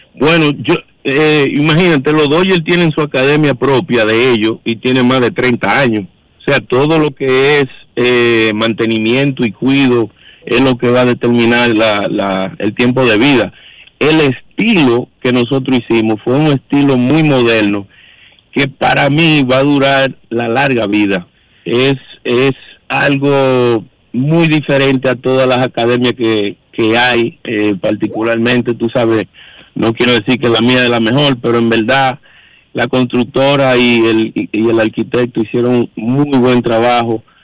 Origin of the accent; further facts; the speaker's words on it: Dominican Republic; somos dominicanos